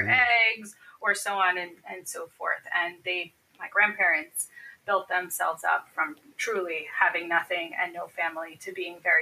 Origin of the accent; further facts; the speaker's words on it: New Jersey, United States; I am a New Jersey girl, if you will. I'm from South Jersey, which is very close to Philadelphia. I grew up with two sisters